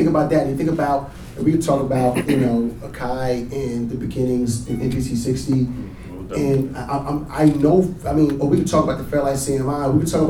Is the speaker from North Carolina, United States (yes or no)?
no; Houston, Texas, United States; growing up in Houston